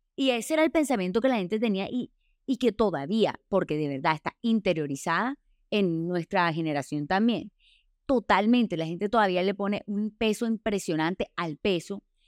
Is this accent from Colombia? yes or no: yes; Colombia; pasa en Colombia, pasa en nuestra sociedad